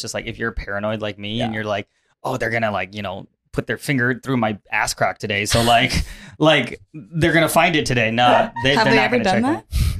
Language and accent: English; Bay Area, California, United States; moved away; I'm from the Bay as well.